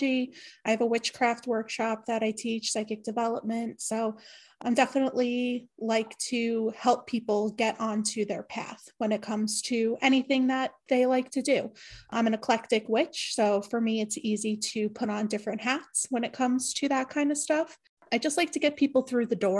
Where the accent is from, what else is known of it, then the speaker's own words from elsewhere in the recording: New York, United States; I am from New York